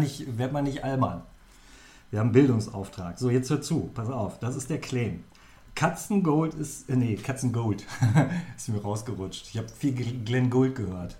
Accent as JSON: {"language": "German", "region": "Lower Saxony", "country": "Germany", "said": "bei uns in der Gegend natürlich, äh, da wo ich herkomme, aus dem Vorharz"}